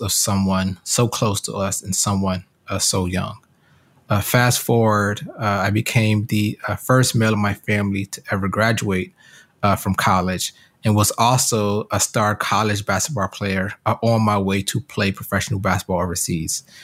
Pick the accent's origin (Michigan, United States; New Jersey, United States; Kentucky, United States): Michigan, United States; Detroit; also born or lived in Hartford, Connecticut; I grew up in Hartford, Connecticut, uh, and spent most of my childhood in Detroit, Michigan